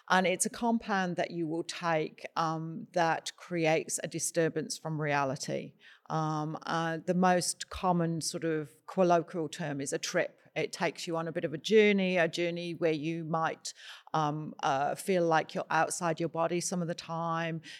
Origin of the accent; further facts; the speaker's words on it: United Kingdom; psilocybin. I'm British.